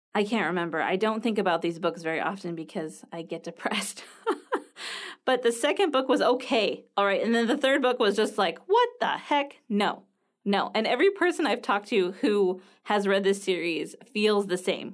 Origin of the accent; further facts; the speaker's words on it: United States; I'm from the United States